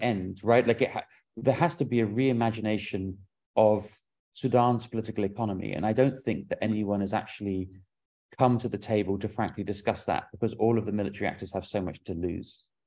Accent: London, United Kingdom; moved away; I grew up in London

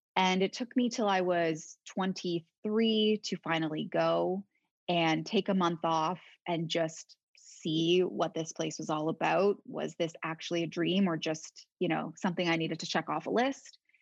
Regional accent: Toronto, Ontario, Canada; moved away as an adult; now in Paris, France; I was born and born in Toronto, but raised just outside the city in the suburbs

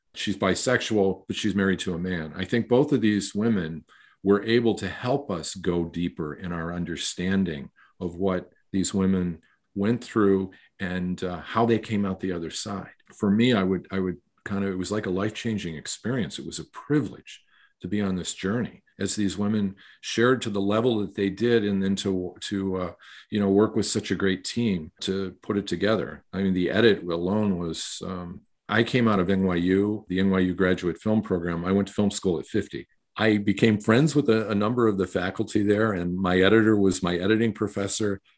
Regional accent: Michigan, United States; born or raised there; moved away as an adult; also born or lived in New York

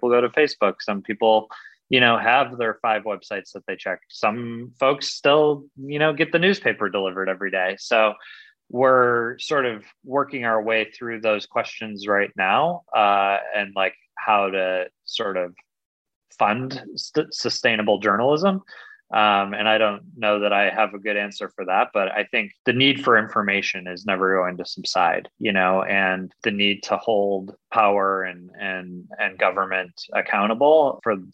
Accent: Michigan, United States; my home state

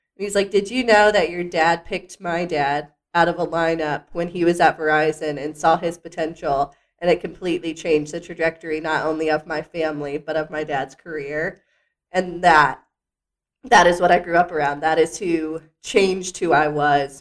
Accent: Lynchburg, Virginia, United States; now in Staunton, United States; my hometown of Lynchburg, Virginia. Went to my rival high school

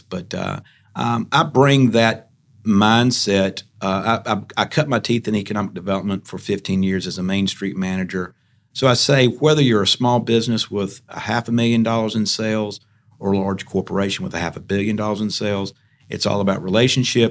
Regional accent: Smithfield, North Carolina, United States; I'm really not from Raleigh. I'm from Smithfield.

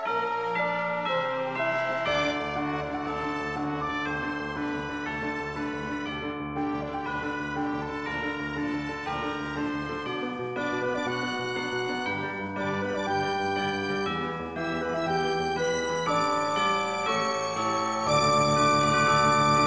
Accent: Somerset, South West England, United Kingdom; Growing up in Somerset, I spent plenty of time around horse people

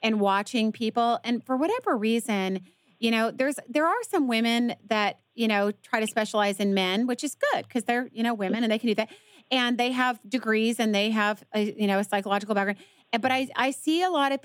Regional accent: Atlanta, Georgia, United States; now in Dallas, United States; I'm from Atlanta too

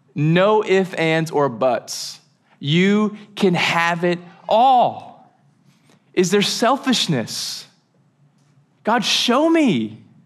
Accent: United States; We're so American.

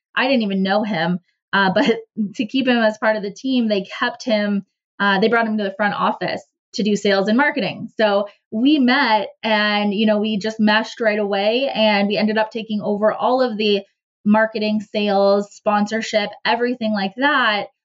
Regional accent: Cornwall, Ontario, Canada; I ended up back in my hometown in Cornwall, Ontario

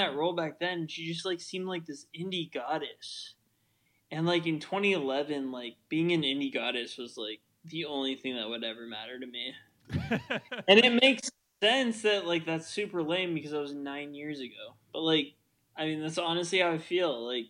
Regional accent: Midwest, United States; I just said especially because I'm from the Midwest, but whatever.

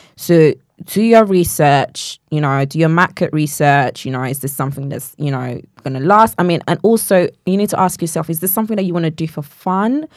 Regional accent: Nigeria; moved away; I grew up in Nigeria

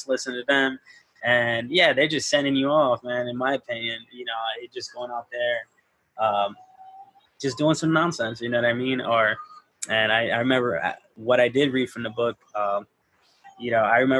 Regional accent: Chicago, Illinois, United States; I'm from Homer Park, so it was all, you know, insanes and maniacs

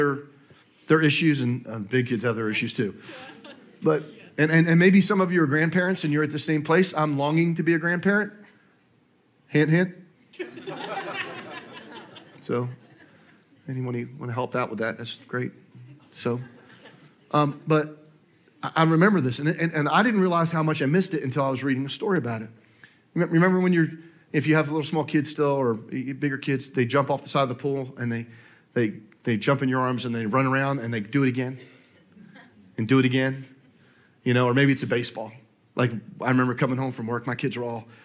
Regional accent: New Jersey, United States; now in Augusta, United States; I grew up in New Jersey

